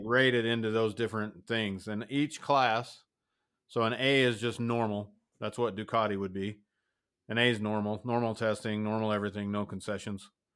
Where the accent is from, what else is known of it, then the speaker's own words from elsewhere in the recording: United States; as an American